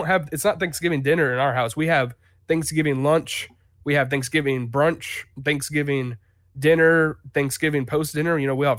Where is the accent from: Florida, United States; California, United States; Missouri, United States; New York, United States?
Florida, United States; Jacksonville; I think that the South, you say dressing, you know, but I'm from Jacksonville, but I'm not